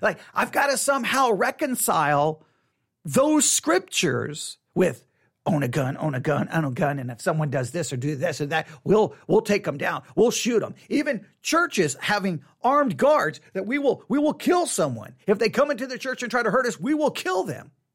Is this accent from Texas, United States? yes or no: yes; Texas, United States; I was raised here in Texas